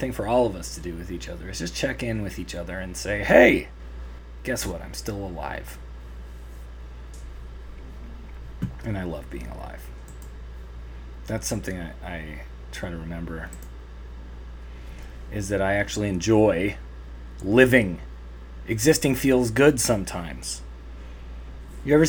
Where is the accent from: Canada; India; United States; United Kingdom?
Canada; I'm Canadian